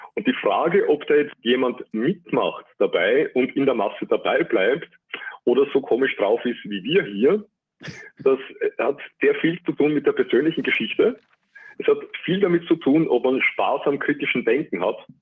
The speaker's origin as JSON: {"language": "German", "country": "Austria", "said": "bei uns in Österreich"}